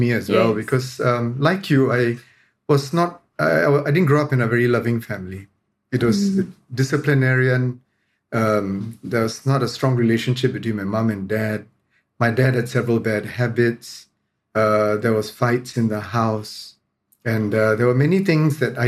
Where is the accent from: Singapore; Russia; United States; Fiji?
Singapore; I'm being Singaporean